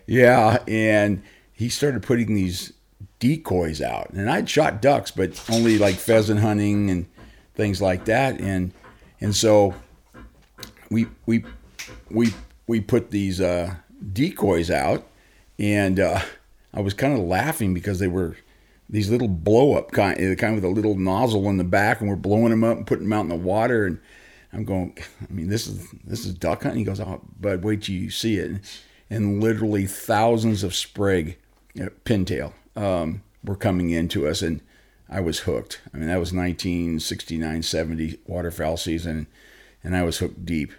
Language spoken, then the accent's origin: English; Long Beach, California, United States; I was born and raised in Southern California. I, uh, Long Beach